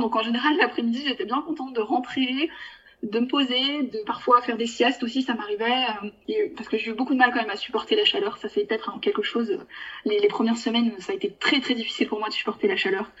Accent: France; also born or lived in Bulgaria; en tant que Français

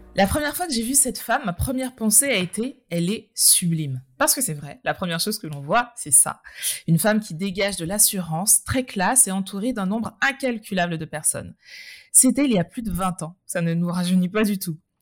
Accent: Martinique; en Martinique, d'où nous sommes toutes les deux originaires

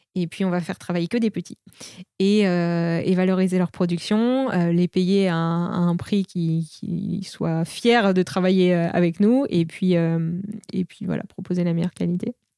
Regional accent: Normandy, France; now in Paris, France; je suis originaire de Normandie

